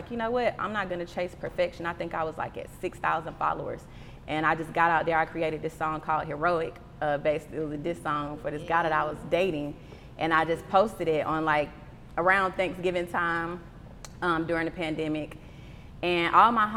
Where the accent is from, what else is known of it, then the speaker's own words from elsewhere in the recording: Atlanta, Georgia, United States; also born or lived in Jacksonville, Florida; When we first moved to Atlanta, I was born in Jacksonville. So when we first moved to Atlanta, we stayed in Wildwood off of Fairburn Road. Shout out, Westside. I went to LP Miles Elementary